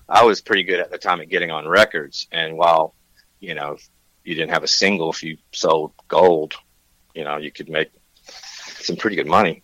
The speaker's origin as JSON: {"language": "English", "region": "Tennessee", "country": "United States", "also_born_or_lived": "Nashville, Tennessee", "moved": "as an adult", "lives_now": "Santa Barbara, United States", "said": "I'm from Tennessee"}